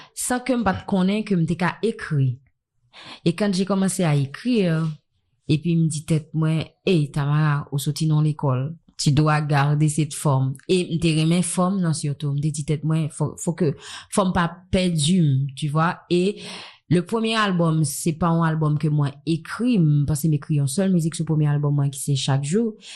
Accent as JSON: {"language": "French", "country": "Haiti", "tie": "born or raised there", "said": "j'ai grandi ici"}